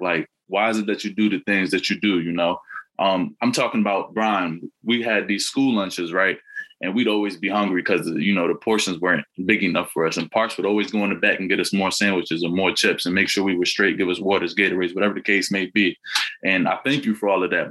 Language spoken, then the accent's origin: English; Harrisburg, Pennsylvania, United States; growing up in the Harrisburg School District